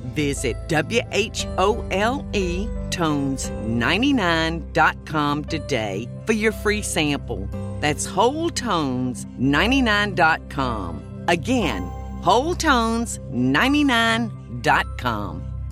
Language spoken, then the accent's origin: English; South Georgia, United States; accent: Southern; moved away as an adult; I was born in South Georgia and lived there the first forty years of my life.